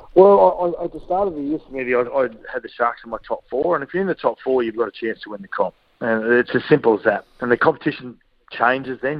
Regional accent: Queensland, Australia

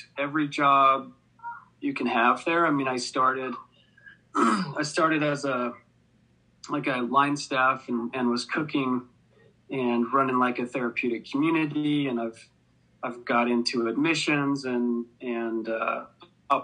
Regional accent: Sandy, Utah, United States; also born or lived in Farmington, Utah; I grew up mostly in Sandy and Farmington

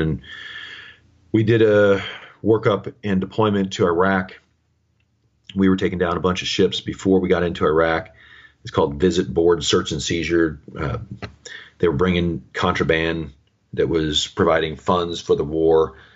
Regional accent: Kansas City, United States; originally, I'm from the Middle America, uh, there around the Kansas City area, home of our world champion Kansas City Chiefs, right? And uh, so I grew up there south of the city

